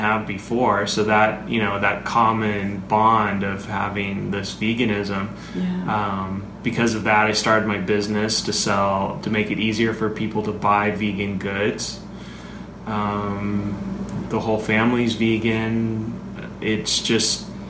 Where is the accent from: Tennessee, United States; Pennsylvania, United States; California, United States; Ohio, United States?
California, United States; I grew up in California eating meat for holidays and family functions.